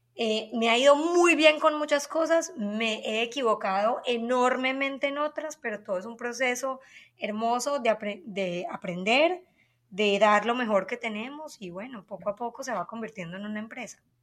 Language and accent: Spanish; Colombia; now in United States; soy colombiana, obviamente, se me nota